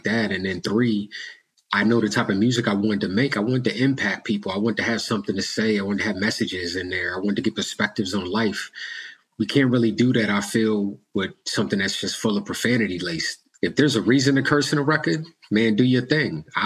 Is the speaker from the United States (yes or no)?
yes; United States; accent: American; being an African-American, you know, being from here in America